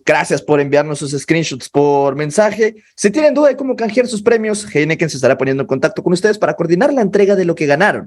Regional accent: Mexico; nosotros como mexicanos

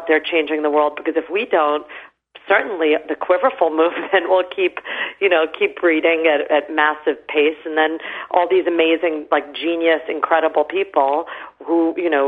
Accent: New York City, New York, United States; also born or lived in England; in my late teens, growing up in New York City

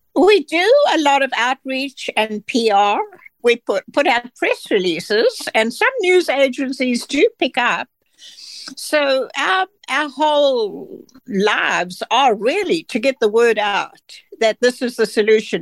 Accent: South Africa; moved away as an adult; now in United States; I'm from South Africa

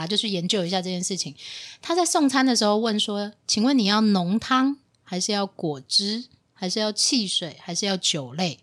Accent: Taiwan; 长荣是比较适合我们台湾人口味

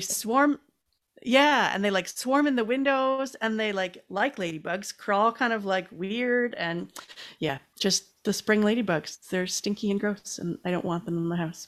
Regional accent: Canada; I'm Canadian

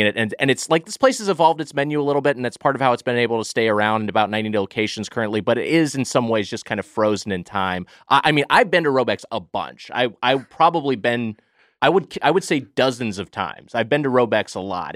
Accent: Los Angeles, California, United States; I've lived in L A County my whole life, so I'm from SoCal

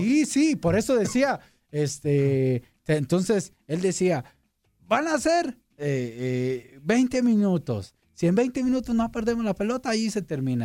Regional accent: La Piedad, Michoacán, Mexico; moved away as an adult; also born or lived in Guadalajara; allá en mi tierra, en, en, La Piedad, en Michoacán

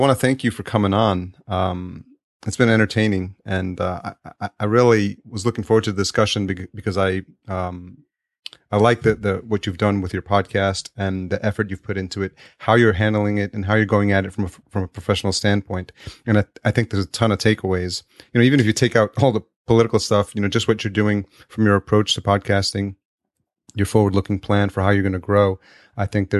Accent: New York, United States; now in California, United States; I grew up in New York

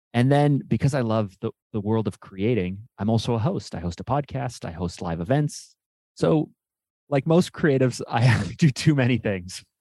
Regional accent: Canada; I'm Canadian

